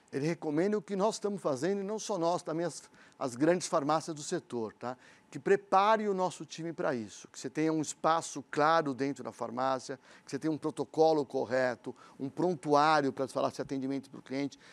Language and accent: Portuguese; São Paulo, Brazil; nós somos paulistanos